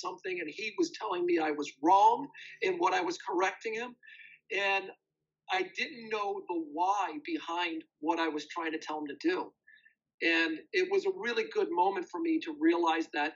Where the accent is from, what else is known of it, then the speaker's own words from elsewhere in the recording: upstate New York, United States; moved away as an adult; also born or lived in Birmingham, England / Korea; now in Winnipeg, Canada; I'm an American, and I played high school football in upstate New York